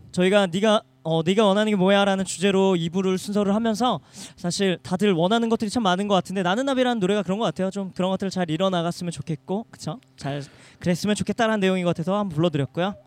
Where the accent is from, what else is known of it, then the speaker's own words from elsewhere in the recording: Seoul, South Korea; 저는 이곳에서 자라면서